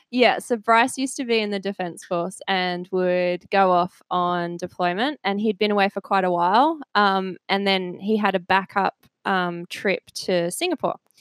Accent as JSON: {"language": "English", "area": "a village outside Cambridge", "region": "East of England", "country": "United Kingdom", "tie": "born or raised there", "said": "I was born in England, um, and I grew up in just a little village outside of Cambridge"}